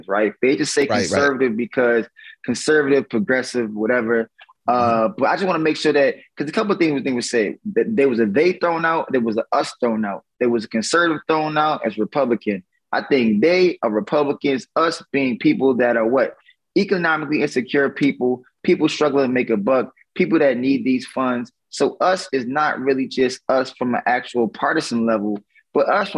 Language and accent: English; Louisiana, United States; my home state of Louisiana